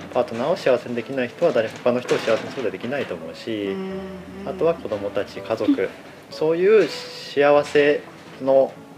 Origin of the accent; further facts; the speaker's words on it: Aichi, Japan; also born or lived in Kamakura, Kanagawa; もともとで言うと愛知県で生まれ育って。